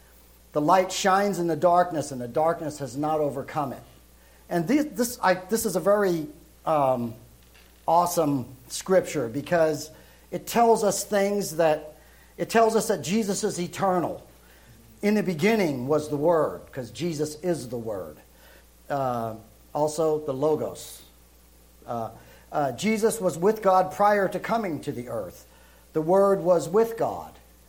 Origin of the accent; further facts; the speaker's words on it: Brooklyn, New York, United States; also born or lived in Europe; that's where I'm originally from Brooklyn. Now I was raised in Europe because my father went into the service, so you don't hear that New York accent with me.